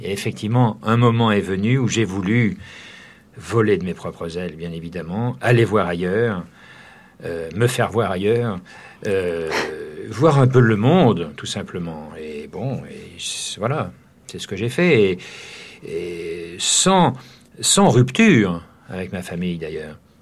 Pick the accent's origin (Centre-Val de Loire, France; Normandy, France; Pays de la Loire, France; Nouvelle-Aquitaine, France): Nouvelle-Aquitaine, France; Jarnac; moved away; moi, j'ai quitté Jarnac assez, assez tôt